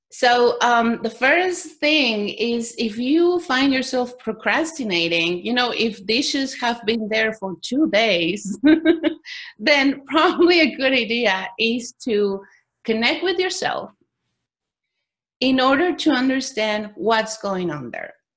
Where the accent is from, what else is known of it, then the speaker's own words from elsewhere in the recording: Mexico; I was born in Mexico